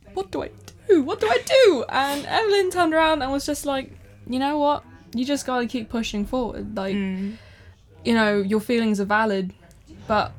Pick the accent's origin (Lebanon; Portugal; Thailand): Thailand; now in United Kingdom; I grew up in Thailand